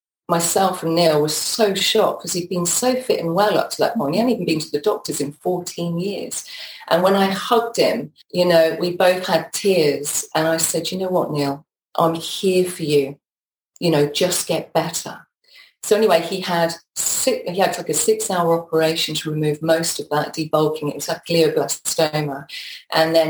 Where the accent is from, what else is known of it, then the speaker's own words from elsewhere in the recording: Peterborough, East of England, United Kingdom; moved away as an adult; also born or lived in London; I grew up in Peterborough